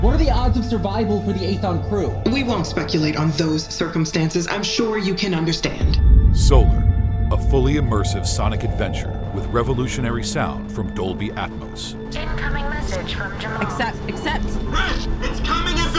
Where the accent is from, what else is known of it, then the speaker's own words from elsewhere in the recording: Southern California, United States; I grew up in Southern California.